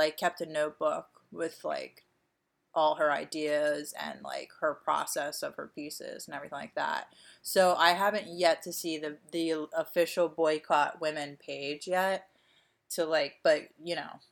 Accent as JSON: {"language": "English", "area": "Delaware County", "region": "Pennsylvania", "country": "United States", "said": "We are from Delaware County"}